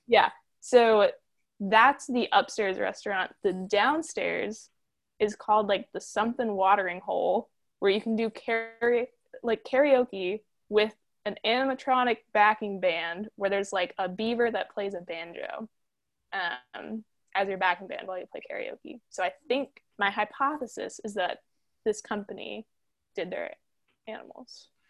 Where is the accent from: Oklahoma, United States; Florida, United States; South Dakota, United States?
Florida, United States; Lake Placid; I'm from Lake Placid, Florida, um, which is like if you threw a dart at like the nothingness that is Central Florida